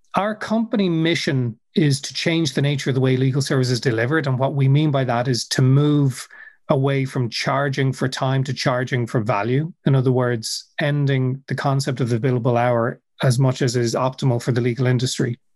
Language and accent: English; Dublin, Leinster, Ireland; I'm originally from Dublin, which is where I still live